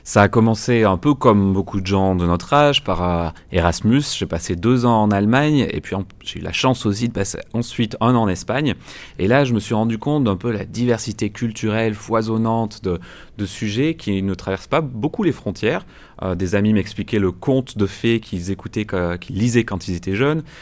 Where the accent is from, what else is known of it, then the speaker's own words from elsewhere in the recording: France; je suis français